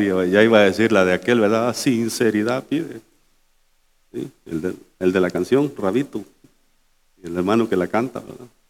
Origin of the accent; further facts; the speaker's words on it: El Salvador; now in United States; mi gente del Salvador